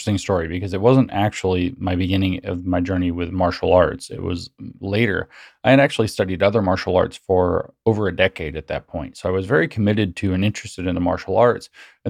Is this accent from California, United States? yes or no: no; Tennessee, United States; where I grew up here in East Tennessee, we have two different kinds of rattlesnakes.